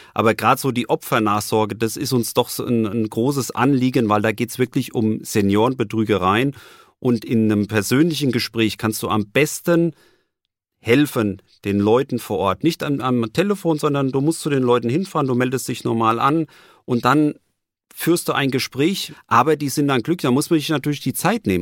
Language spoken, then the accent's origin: German; Frankfurt, Hesse, Germany; echter Frankfurter. Ich bin 54 Jahre alt, äh, gebürtiger Frankfurter